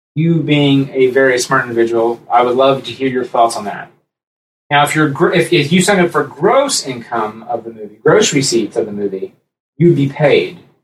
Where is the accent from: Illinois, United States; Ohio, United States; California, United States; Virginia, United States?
Ohio, United States; Columbus; we grew up here in Columbus